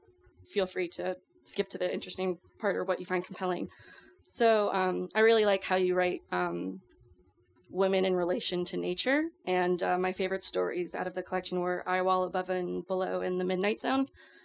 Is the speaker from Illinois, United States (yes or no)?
no; Florida, United States; Disclosure, I am from Florida.